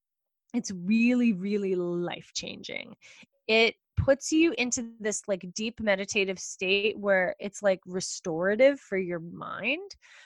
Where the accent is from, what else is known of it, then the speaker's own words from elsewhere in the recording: East Coast, United States; Whenever I'm speaking on the West Coast, because I'm from the East Coast